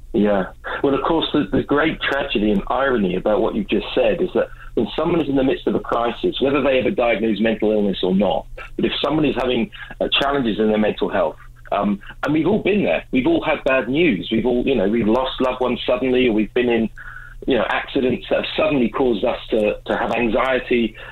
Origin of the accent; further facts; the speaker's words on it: England, United Kingdom; now in Vancouver, Canada; I do live in Vancouver, um, I'm originally from England